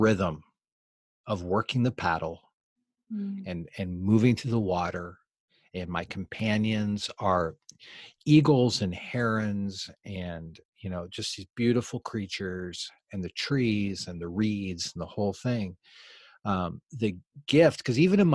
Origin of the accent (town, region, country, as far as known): United States; also born or lived in North Macedonia